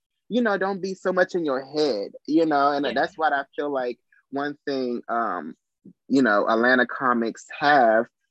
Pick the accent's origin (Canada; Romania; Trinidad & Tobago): Trinidad & Tobago; moved away; I'm from Trinidad and Tobago